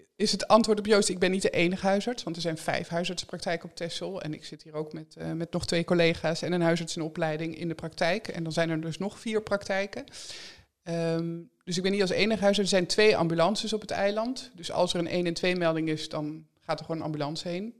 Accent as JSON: {"language": "Dutch", "region": "Drenthe", "country": "Netherlands", "tie": "born or raised there", "also_born_or_lived": "Amsterdam", "moved": "yes", "lives_now": "Texel, Netherlands", "said": "ik ben opgegroeid in Drenthe"}